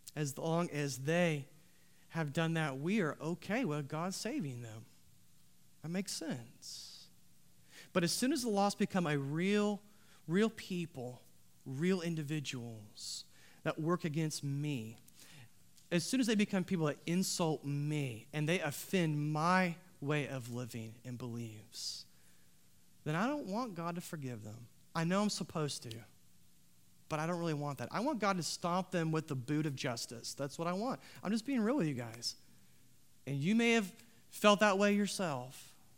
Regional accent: United States; Our country, you see, was founded on protesting authorities.

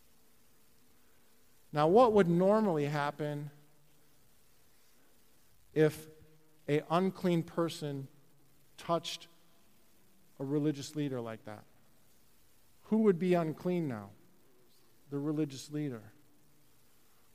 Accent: Chicago, Illinois, United States; I grew up in Chicago, North Side

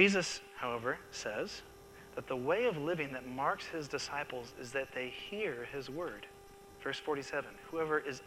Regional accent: Seattle, Washington, United States; the church I grew up in Seattle

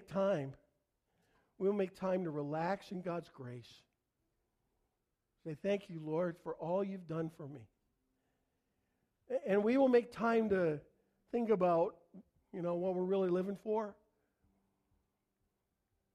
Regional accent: Canada; I'm Canadian

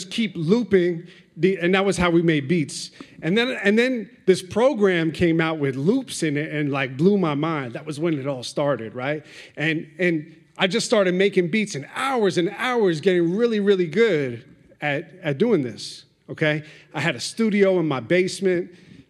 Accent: New York, United States; I grew up on the East Coast in New York and hip-hop

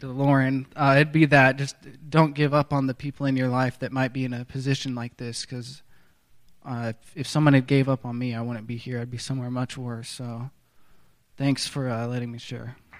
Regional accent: Tulsa, Oklahoma, United States; I'm from Tulsa, Oklahoma

